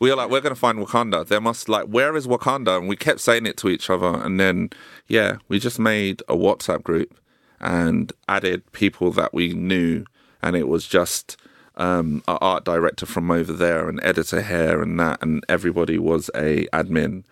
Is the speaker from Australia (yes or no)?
no; London, United Kingdom; I grew up in South Norwood